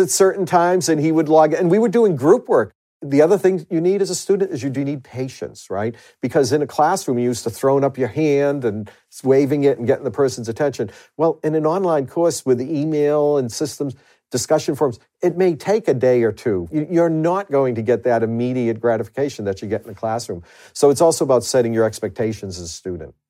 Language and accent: English; Boston, Massachusetts, United States; accent: Boston truck driver's accent; I refer to my accent as a Boston truck driver's accent